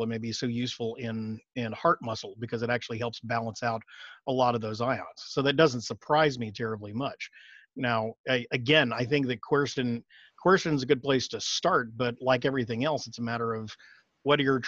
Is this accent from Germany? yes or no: no; Austin, Texas, United States; I'm from Austin, for those of you that may be out of state, we are the allergen capital of the world